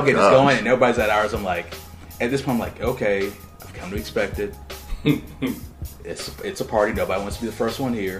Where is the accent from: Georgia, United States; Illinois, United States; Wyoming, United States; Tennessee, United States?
Georgia, United States; East Point; I grew up in East Point, but I've been all over the city